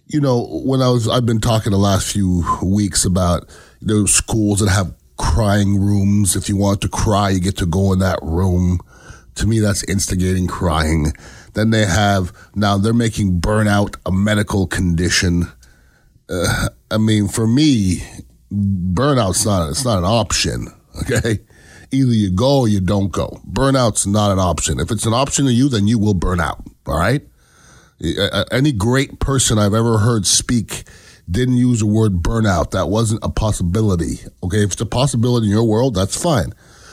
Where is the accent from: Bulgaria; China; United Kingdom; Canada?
Canada; now in United States; I am an American citizen. I was born in Canada